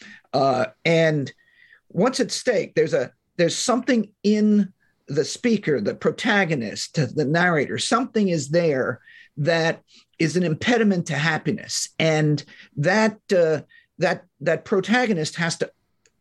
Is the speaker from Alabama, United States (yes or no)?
no; northern New Jersey, United States; also born or lived in Manhattan, New York; now in California, United States; I was born in Manhattan, raised in northern New Jersey. And I live in California now